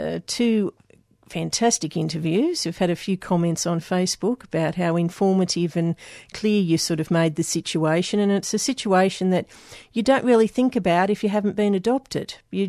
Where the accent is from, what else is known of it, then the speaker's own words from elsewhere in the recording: Sydney, New South Wales, Australia; born there; because I was born in Sydney in Crown Street, and I was a Crown Street baby.